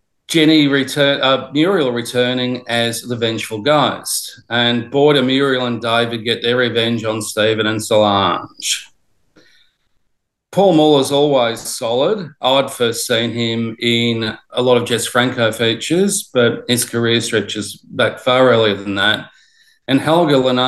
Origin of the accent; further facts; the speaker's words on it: Australia; growing up in Australia